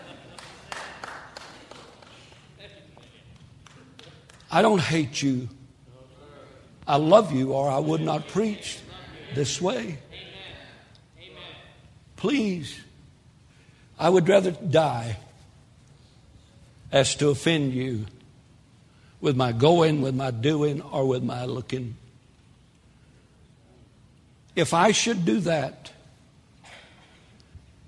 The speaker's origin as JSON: {"language": "English", "region": "Texas", "country": "United States", "said": "I'm a Texan"}